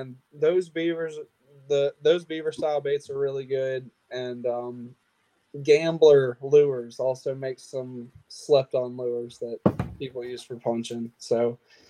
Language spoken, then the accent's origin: English; Lake Murray, South Carolina, United States; Lake Murray has a ton of grass in it, right in my hometown.